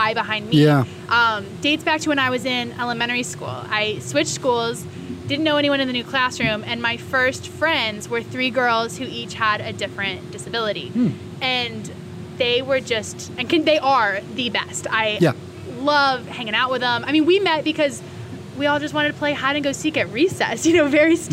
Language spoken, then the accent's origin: English; Cary, North Carolina, United States; I'm from Cary, North Carolina